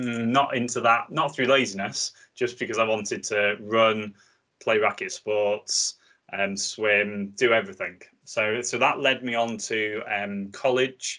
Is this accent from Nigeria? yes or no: no; the Northwest, North West England, United Kingdom; I'm from the Northwest, so I live just on the Wirral